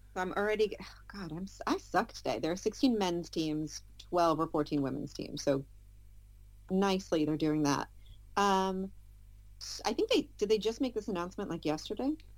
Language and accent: English; United States; I'm American